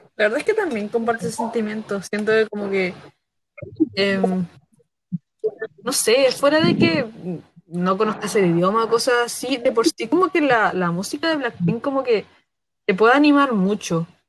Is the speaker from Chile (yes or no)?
yes; Concepción, Biobío, Chile; nosotros somos de Conce